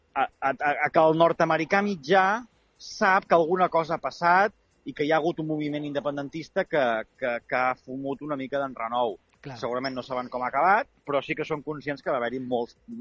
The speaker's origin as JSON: {"language": "Catalan", "town": "Súria", "region": "Catalonia", "country": "Spain", "tie": "born or raised there", "moved": "yes", "said": "torno al poble"}